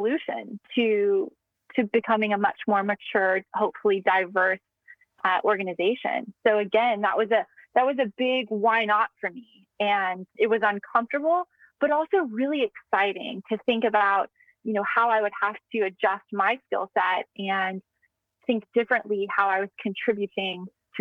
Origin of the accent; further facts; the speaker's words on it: United States; moved away as an adult; now in Singapore; as an American who's very passionate about tech